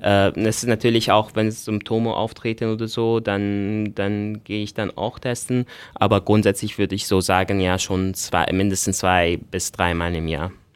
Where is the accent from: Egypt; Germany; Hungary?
Egypt; now in Austria; ich bin äh, ursprünglich aus Ägypten, ähm, ich bin mittlerweile Österreicher